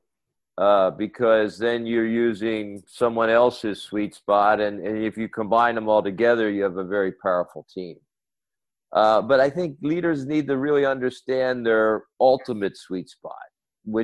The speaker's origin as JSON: {"language": "English", "country": "United States", "moved": "as an adult", "said": "I lived around the world in 6 countries besides my home country, the U.S."}